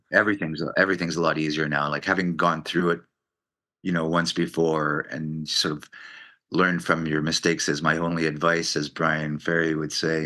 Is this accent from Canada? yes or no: yes; Montreal, Quebec, Canada; growing up in Montreal, I grew up in French